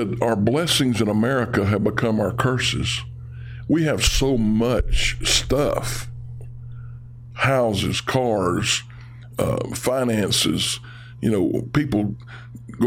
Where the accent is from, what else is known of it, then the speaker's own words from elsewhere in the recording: Haughton, Louisiana, United States; in the Shreveport-Bossier area, I grew up in Houghton